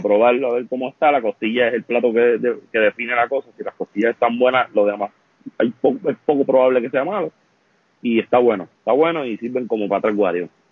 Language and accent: Spanish; Vega Baja, Puerto Rico; donde yo me crié acá en, en Vega Baja